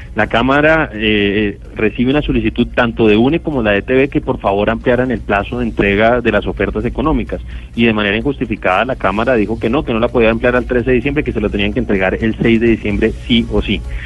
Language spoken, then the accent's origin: Spanish; Colombia; como colombiano